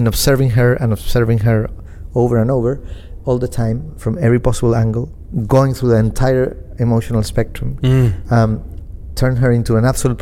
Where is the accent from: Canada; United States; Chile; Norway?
Chile; also born or lived in Argentina; I was growing up in Chile